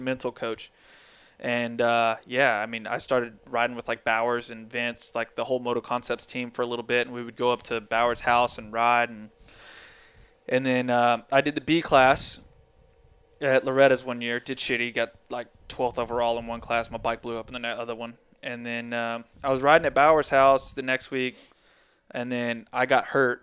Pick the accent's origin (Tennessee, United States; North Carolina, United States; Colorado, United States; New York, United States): Tennessee, United States; we're from Tennessee